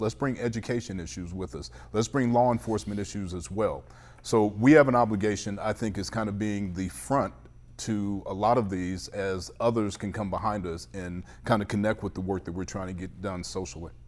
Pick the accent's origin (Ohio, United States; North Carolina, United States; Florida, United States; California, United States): Ohio, United States; Cleveland; also born or lived in Shaker Heights; So, I grew up in the Lee Harvard area, which is not the best areas of Cleveland on the East Side